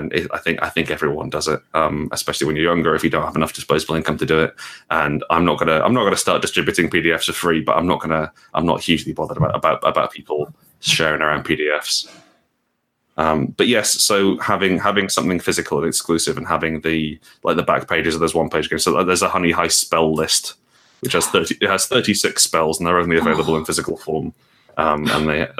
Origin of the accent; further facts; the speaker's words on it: Portugal; moved away; I grew up in Portugal